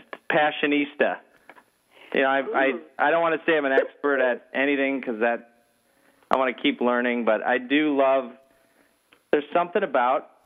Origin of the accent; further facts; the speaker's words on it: Minnesota, United States; moved away as an adult; now in California, United States; I grew up in Minnesota, came out to California, my late 20s